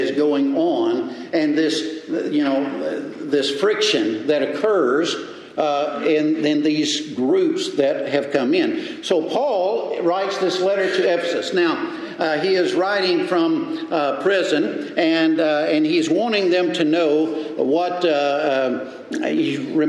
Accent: Mississippi, United States; also born or lived in Texas; now in Alabama, United States; I was born and raised in Mississippi, I knew I was a Texan

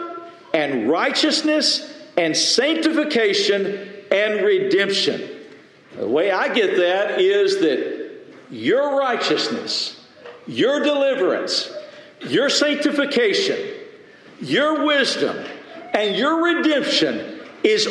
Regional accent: West Texas, United States; I grew up in West Texas

